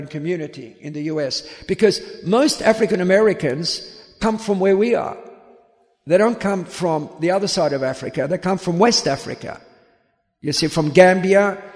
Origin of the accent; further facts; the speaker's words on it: Australia; moved away; also born or lived in United States; I grew up in Australia